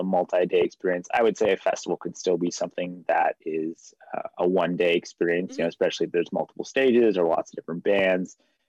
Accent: outside Los Angeles, Southern California, United States; I'm from Southern California, just a little bit outside Los Angeles.

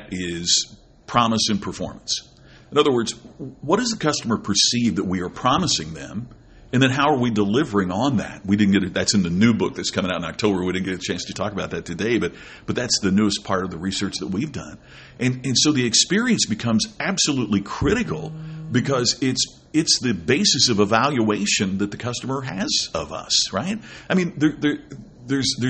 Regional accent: Crothersville, Indiana, United States; I grew up in Crothersville, Indiana

